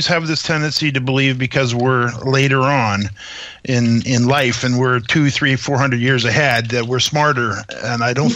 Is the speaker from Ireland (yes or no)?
no; Canada; being the Canadian